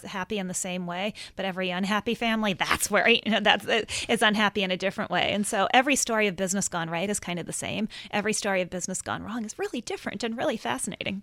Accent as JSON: {"language": "English", "region": "Minnesota", "country": "United States", "tie": "born or raised there", "said": "I grew up in Minnesota, and I think of myself in many ways as, as Minnesota nice"}